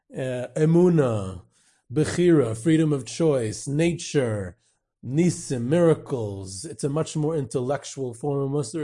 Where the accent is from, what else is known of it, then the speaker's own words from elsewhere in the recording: United States; I grew up in Muncie